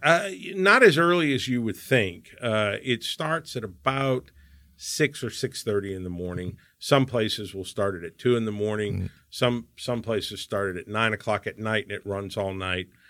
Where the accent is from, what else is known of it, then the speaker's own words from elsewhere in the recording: New Orleans, Louisiana, United States; now in Houston, United States; I come from New Orleans where you know everything is tarnished and old and in this city everything's shiny and new